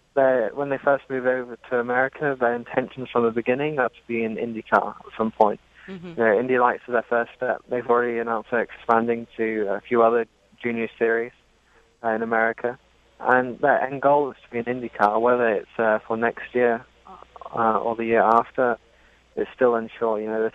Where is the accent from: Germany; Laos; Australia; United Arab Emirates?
United Arab Emirates; Dubai; now in Miami, United States; Well, I was born in Dubai. I grew up there. My parents are English.